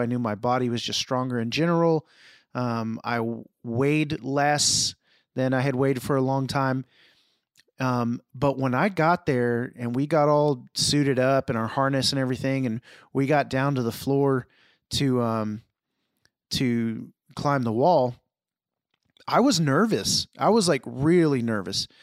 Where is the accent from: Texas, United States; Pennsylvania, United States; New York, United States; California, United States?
Texas, United States; Houston; I grew up in Houston, so we were near, near Galveston.